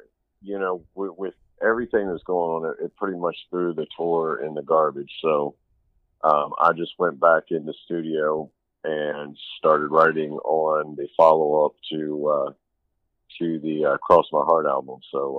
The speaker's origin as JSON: {"language": "English", "town": "Daytona Beach", "region": "Florida", "country": "United States", "tie": "born there", "said": "I was born in Daytona Beach, Florida. And my family is military."}